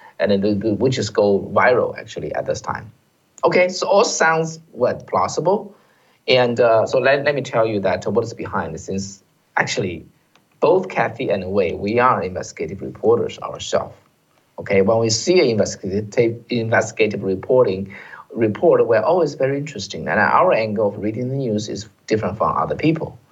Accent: China; now in United States; we came from China

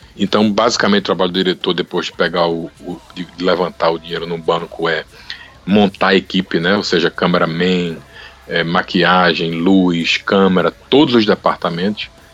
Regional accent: Brazil; now in United States; Do Brasil

